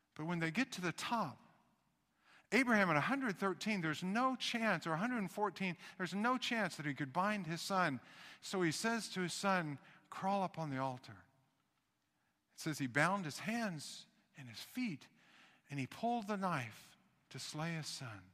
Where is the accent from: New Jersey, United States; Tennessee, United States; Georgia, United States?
Tennessee, United States; Knoxville; I was born in Knoxville, Tennessee